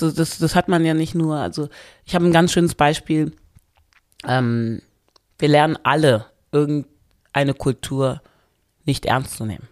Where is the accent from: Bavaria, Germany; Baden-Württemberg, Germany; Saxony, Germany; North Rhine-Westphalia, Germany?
North Rhine-Westphalia, Germany; Wermelskirchen; Wermskirchen, da wo ich herkomme